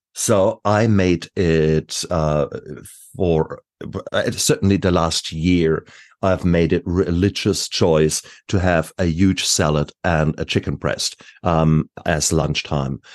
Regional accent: Germany; moved away; I come from Germany.

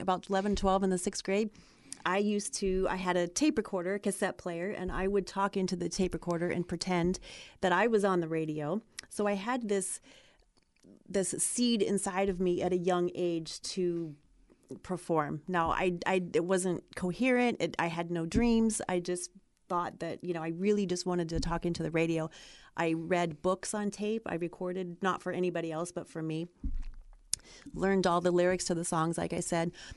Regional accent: Ohio, United States; moved away as an adult; now in California, United States; I grew up in Ohio

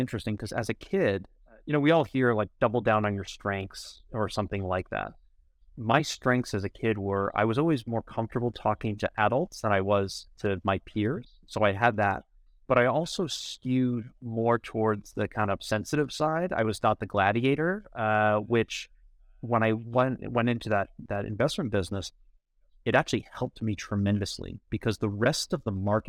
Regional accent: New York, United States; So I grew up in New York on the North Shore of Long Island, and I escaped without the accent

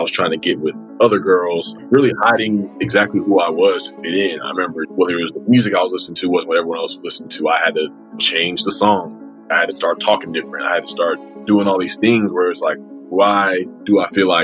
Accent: Acworth, Georgia, United States; I grew up in suburban Atlanta, Georgia. It's a town called Ackworth, Georgia, about 30 minutes north of downtown.

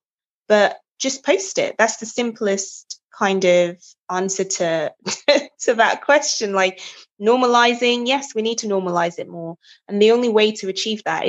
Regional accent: Nigeria; now in England, United Kingdom; I'm Nigerian

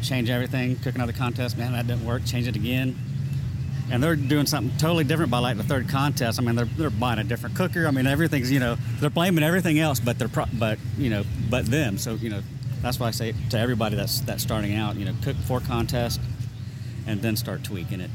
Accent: Lakeland, Florida, United States; I'm from Lakeland, Florida, which is in between Tampa and Orlando

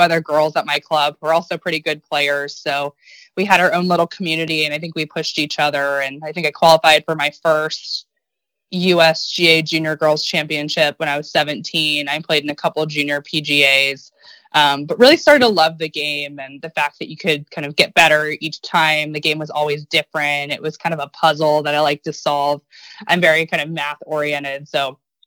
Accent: Virginia, United States; I'm from Virginia

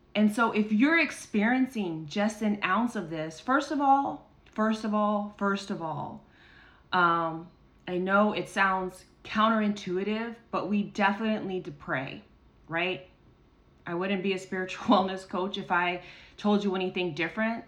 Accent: United States; our rights as American citizens

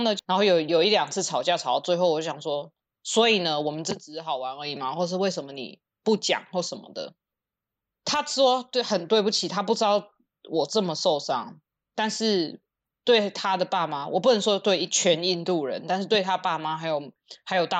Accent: United States; 我一直讲美国人，可是我不知道一般我因为美国人各种啊，我也是美国人，我是有护照的美国人，所以我要讲美国白人。

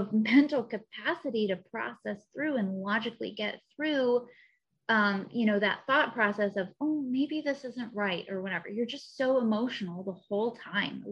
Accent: Missouri, United States; moved away as an adult; now in Southern California, United States; I'm also from Missouri originally

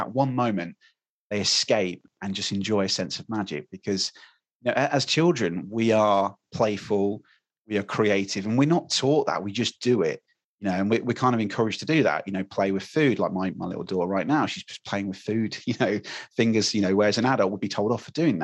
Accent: United Kingdom; We love talking about the weather in England as British people

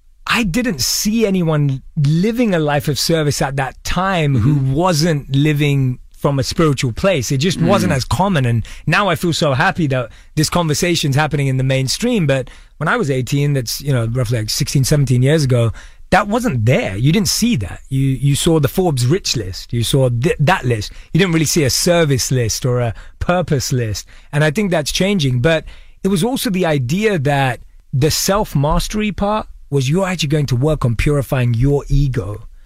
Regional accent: London, United Kingdom; born or raised there

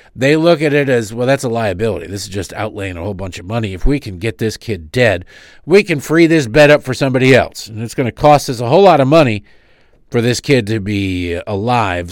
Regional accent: Michigan, United States; I grew up in Michigan

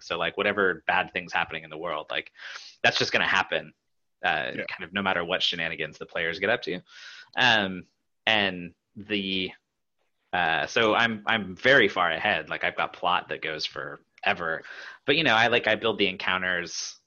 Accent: Pacific Northwest, United States; I grew up in the Pacific Northwest

